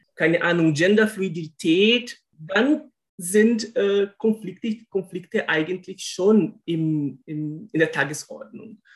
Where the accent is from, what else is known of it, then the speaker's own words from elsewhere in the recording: Brazil; German is a second language; moved away; dass ich mich als Brasilianer bezeichne